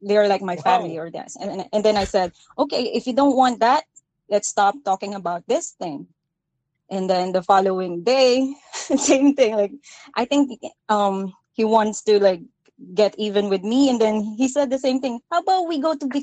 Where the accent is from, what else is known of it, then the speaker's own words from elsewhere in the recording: Philippines; moved away; I grew up in the Philippines